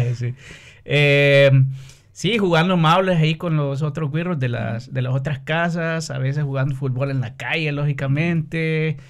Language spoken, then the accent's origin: Spanish; San Pedro Sula, Cortés, Honduras; moved away as an adult; also born or lived in Brazil; now in Finland; soy de San Pedro Sula, mm. que es la segunda mayor ciudad de Honduras.